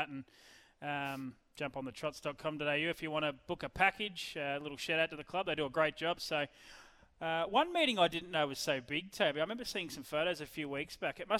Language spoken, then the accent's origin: English; Ballarat, Victoria, Australia; in Ballarat, my hometown?